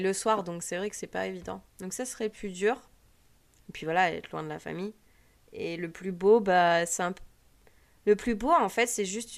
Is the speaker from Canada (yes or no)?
no; France; moved away as an adult; now in United States; on dit qu'on est français